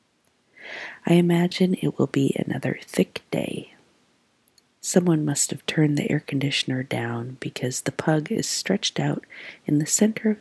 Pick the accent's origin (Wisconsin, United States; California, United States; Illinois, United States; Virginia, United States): California, United States; Trabuco Canyon; also born or lived in Omaha area, Nebraska; now in Omaha, United States; my childhood Orange County